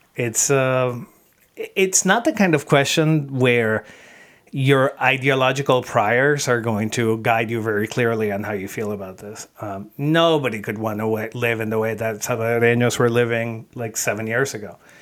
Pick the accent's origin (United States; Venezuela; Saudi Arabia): Venezuela; I'm from Venezuela